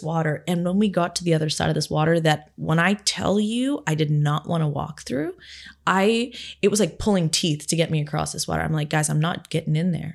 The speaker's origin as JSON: {"language": "English", "town": "Barrie", "region": "Ontario", "country": "Canada", "tie": "born or raised there", "said": "my hometown in Barrie"}